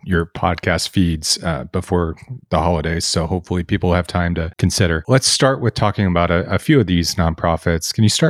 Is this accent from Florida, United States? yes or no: no; Jackson County, Oregon, United States; down in my neck of the woods where I grew up down in Jackson County